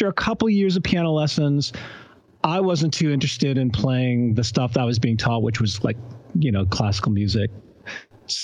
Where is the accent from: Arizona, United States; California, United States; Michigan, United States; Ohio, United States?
Michigan, United States; Ann Arbor; I grew up in Ann Arbor, Michigan